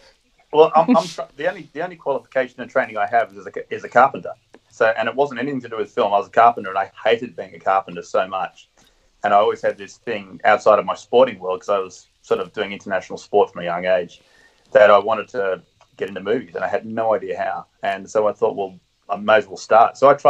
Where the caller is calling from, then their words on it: Kilcare, New South Wales, Australia; Just north of Sydney, a little beach called Kilcare. That's a great little getaway beach where we moved to about 6.5 years ago. Got out of Sydney's busy times and got some more space by the water.